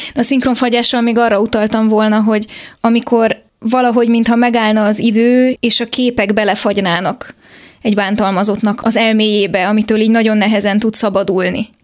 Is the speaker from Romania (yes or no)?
yes; Transylvania, Romania; Erdélyben nőttem fel